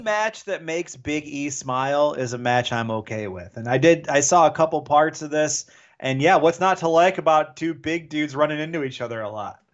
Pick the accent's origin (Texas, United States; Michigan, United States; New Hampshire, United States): Michigan, United States; Detroit; I'm from Detroit